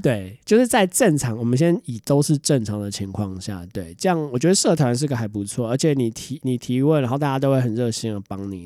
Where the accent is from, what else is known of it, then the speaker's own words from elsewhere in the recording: Taiwan; 最近大家知道台湾的新闻，就是我们人口开始负成长了